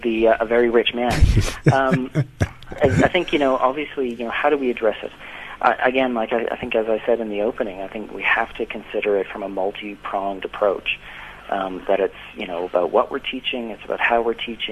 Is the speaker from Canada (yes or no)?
yes; Canada; moved away as an adult; now in South Africa; I'm not from South Africa, I'm from Canada